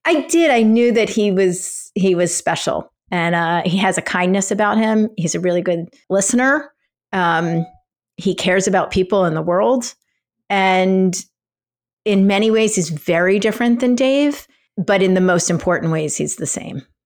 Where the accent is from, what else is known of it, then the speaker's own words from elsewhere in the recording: Philadelphia, Pennsylvania, United States; moved away; I grew up in Philadelphia